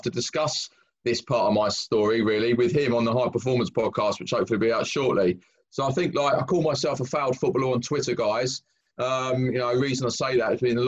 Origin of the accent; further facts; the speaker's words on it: Brighton, South East England, United Kingdom; moved away as an adult; also born or lived in London; I was born and bred in Brighton, which was from a working class family.